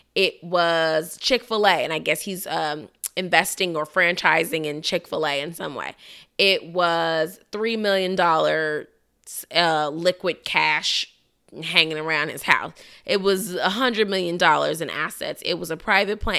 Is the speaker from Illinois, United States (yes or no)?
yes; Chicago, Illinois, United States; moved away; my hometown of Chicago